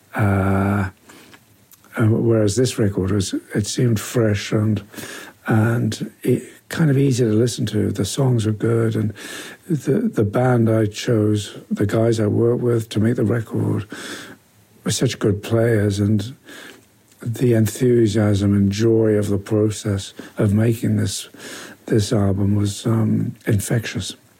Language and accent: English; Newcastle upon Tyne, North East England, United Kingdom; Newcastle, my hometown